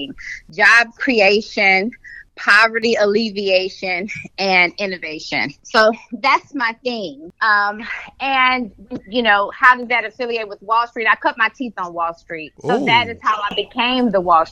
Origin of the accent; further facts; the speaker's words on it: Houston, Texas, United States; I'm from South Park, Houston, Texas. That's where I grew up